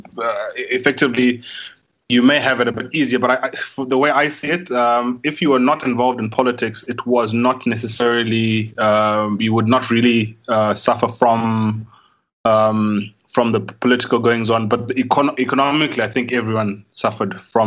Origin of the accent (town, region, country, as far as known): Zimbabwe